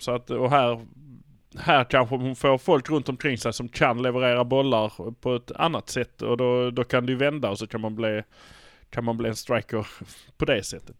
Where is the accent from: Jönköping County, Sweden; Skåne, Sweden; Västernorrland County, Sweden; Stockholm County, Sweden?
Skåne, Sweden; Malmö; Vi är från Malmö